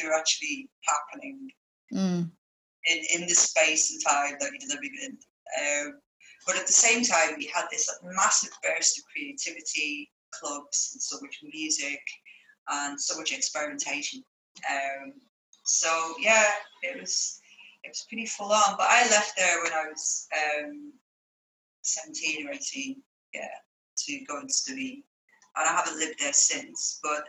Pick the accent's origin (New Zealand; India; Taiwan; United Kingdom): United Kingdom; Liverpool, North West England; also born or lived in Ireland / Spain; we've been moving around quite a few places, and you probably hear that on my accent as well, but Ireland was on the map, as was Spain, and bits of my childhood there, and then Liverpool during the high school years